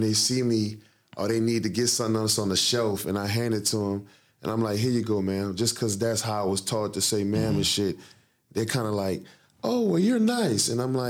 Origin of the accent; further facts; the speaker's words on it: New Orleans, Louisiana, United States; moved away; I come from New Orleans.